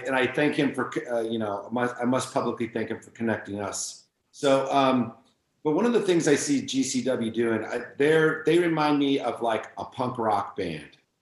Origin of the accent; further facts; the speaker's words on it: San Francisco, California, United States; I'm from San Francisco